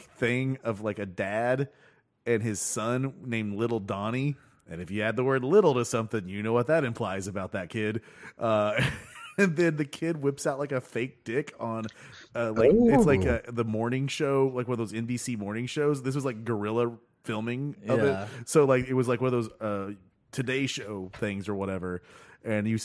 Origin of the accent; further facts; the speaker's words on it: United States; I'm an American